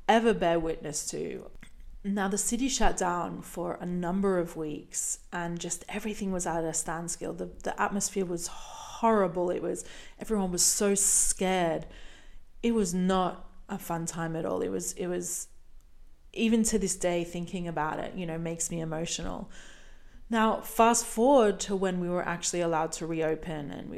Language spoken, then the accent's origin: English; Brisbane, Queensland, Australia; moved away; my hometown of Brisbane, Australia